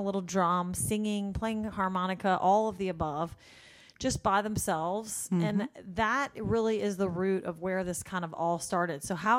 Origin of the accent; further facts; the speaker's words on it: Louisiana, United States; I'm from Louisiana.